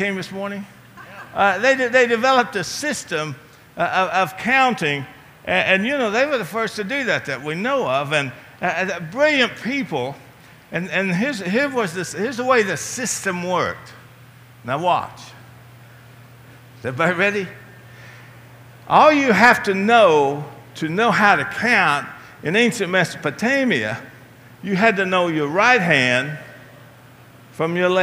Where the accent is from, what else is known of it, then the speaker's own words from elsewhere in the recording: Appalachia, Virginia, United States; moved away; my hometown of Appalachia